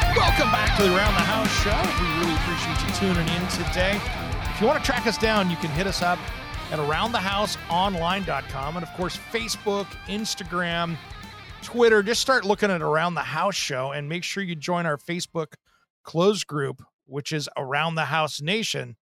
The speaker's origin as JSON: {"language": "English", "area": "Tri-Cities", "region": "Eastern Washington State", "country": "United States", "tie": "born or raised there", "said": "in the Tri-Cities where I grew up in Eastern Washington State"}